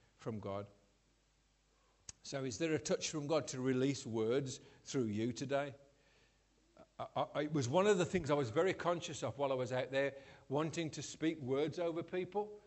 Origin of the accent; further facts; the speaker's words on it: Scotland, United Kingdom; I'm Scottish